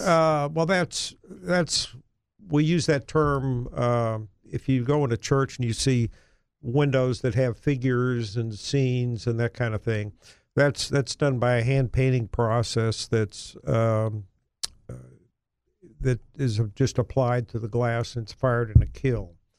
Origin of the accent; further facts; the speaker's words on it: Cleveland, Ohio, United States; moved away as an adult; now in Little Rock, United States; growing up in a large city in Ohio up north, uh, Cleveland, yeah, Cleveland